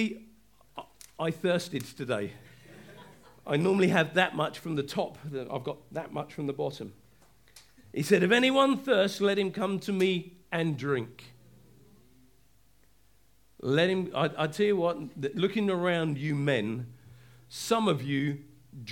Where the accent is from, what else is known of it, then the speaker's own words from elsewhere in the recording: England, United Kingdom; I'm quiet as an Englishman. I am. I'm really introvert as an Englishman